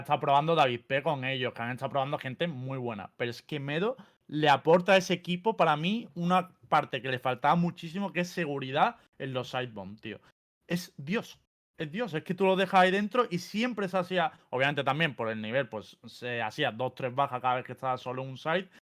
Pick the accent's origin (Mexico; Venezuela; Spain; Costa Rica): Spain; Andalusia; soy andaluz